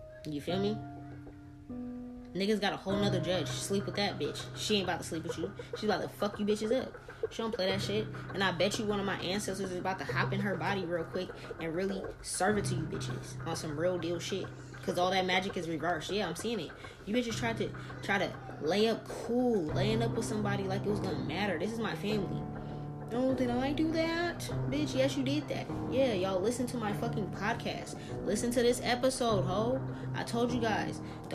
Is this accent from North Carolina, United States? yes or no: no; New Orleans, Louisiana, United States; moved away; I'm from New Orleans. I was walking around with a fucking pit bull and a Rottweiler at 4 or 5 years old